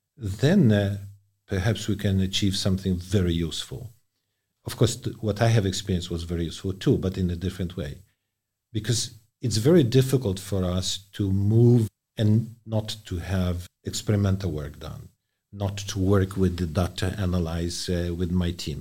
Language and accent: English; Poland; moved away; my home country, Poland